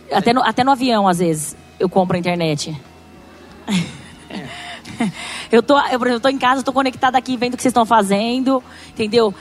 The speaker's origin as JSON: {"language": "Portuguese", "country": "Brazil", "accent": "caipira", "said": "a gente é caipira do interior, com sotaque, oriental"}